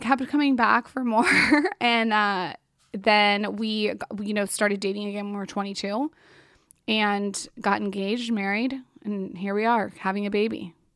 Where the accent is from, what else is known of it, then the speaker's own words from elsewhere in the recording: San Diego, California, United States; I grew up in San Diego